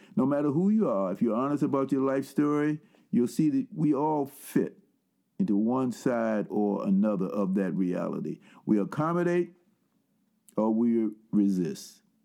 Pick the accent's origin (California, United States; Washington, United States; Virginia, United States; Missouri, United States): Virginia, United States; Richmond; I was born and suffered and raised in Richmond, Virginia